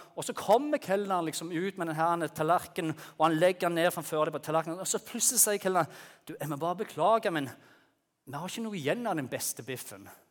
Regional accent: Bryne, Rogaland, Norway; moved away as an adult; now in Lyngdal, Norway; jeg kom opprinnelig fra Jæren. Dere vet, du, du hører sikkert det. Fra Bryne

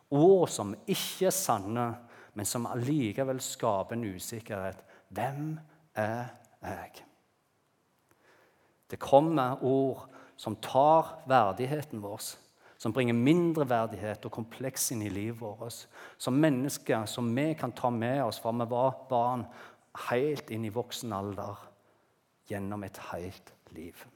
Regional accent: Bryne, Rogaland, Norway; also born or lived in Bergen; jeg er født i Bergen, Gikk på barneskolen på Bryne.

